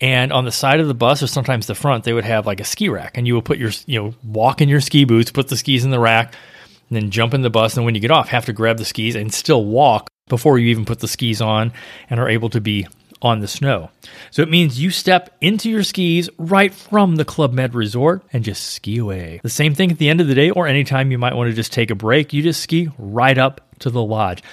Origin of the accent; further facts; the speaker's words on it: St. Louis, Missouri, United States; now in Florida, United States; I grew up in Saint Louis